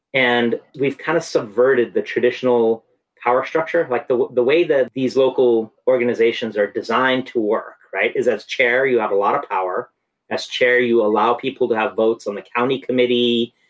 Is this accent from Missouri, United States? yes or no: no; San Francisco, California, United States; moved away; I grew up in San Francisco where, you know, Victorians are painted bright colors